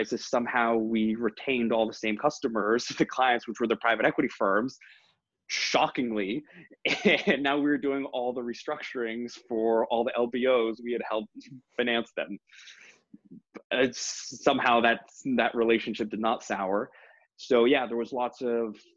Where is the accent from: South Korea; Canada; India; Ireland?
Canada; Toronto, Ontario; moved away as an adult; also born or lived in London; I grew up in Toronto and then graduated from Ivy in 2008